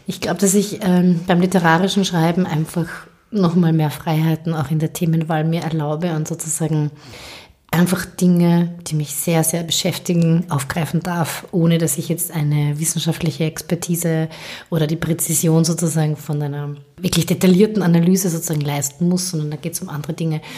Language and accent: German; Carinthian Slovene, Austria; als Kärntner Slowenien